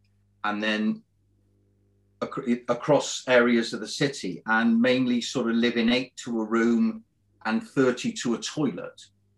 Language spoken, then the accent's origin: English; Cardiff, Wales, United Kingdom; now in Bristol, United Kingdom; I was born in Cardiff, actually.